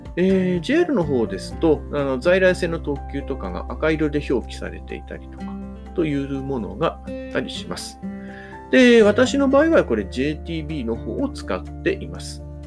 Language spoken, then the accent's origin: Japanese; Hamamatsu, Shizuoka, Japan; 私のいる地元の浜松